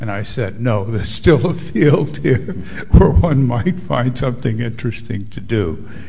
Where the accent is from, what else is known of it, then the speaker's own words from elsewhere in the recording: United States; For me as an American